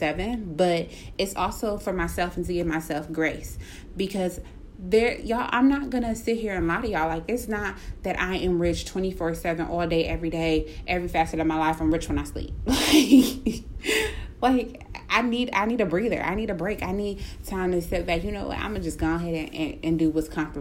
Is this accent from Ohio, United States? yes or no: yes; Cleveland, Ohio, United States; I'm from Cleveland